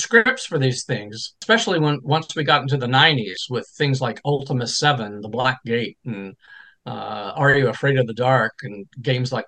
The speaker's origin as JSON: {"language": "English", "country": "United States", "said": "I'm American"}